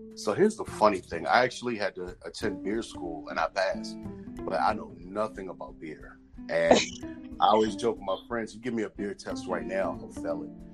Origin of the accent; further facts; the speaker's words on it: Washington, District of Columbia, United States; moved away as an adult; now in Prince George's County, Maryland, United States; born and raised in Washington D.C. Currently, I live in Prince George's County, Maryland, which is a suburb.